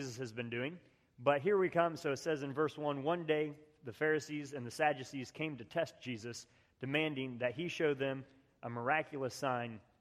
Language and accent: English; West Virginia, United States; I grew up in West Virginia